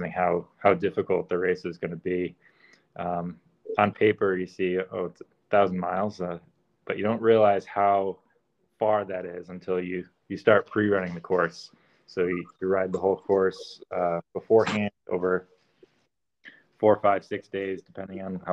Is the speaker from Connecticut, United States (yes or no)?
yes; Connecticut, United States; I grew up in Connecticut, and we didn't have anywhere to ride off-road